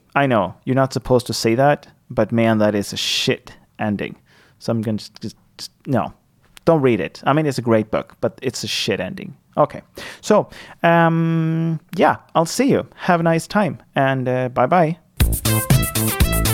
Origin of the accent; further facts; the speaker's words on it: Sweden; first language Swedish; English is a second language; my native language, my L1, the the first language that I that I hold is Swedish.